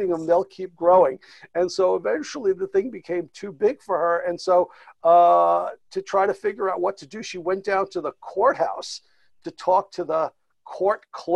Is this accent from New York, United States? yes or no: yes; New York City, New York, United States; I was born and raised in Brooklyn, New York. I've lived here my whole life